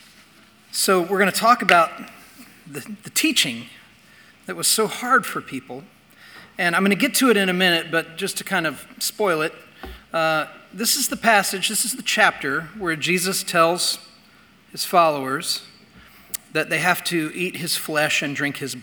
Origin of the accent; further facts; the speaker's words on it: Indiana, United States; I grew up in Indiana